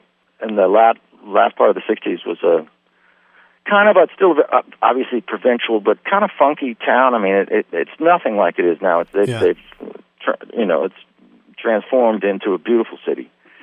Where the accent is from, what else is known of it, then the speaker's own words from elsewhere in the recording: Princeton, New Jersey, United States; born there; I was born in Princeton, New Jersey, and was surrounded by aunts and uncles and cousins who all had Ivy League backgrounds